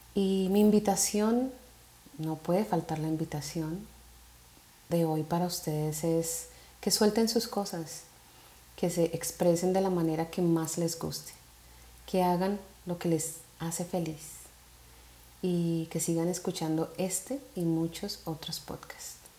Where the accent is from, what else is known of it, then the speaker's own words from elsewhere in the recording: Colombia; soy una mujer colombiana